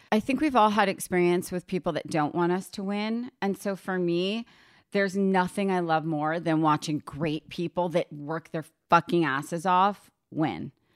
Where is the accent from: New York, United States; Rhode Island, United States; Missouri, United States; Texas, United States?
New York, United States; a suburb of New York City, United States; I grew up in a suburb of New York City, but I was thirty minutes from the city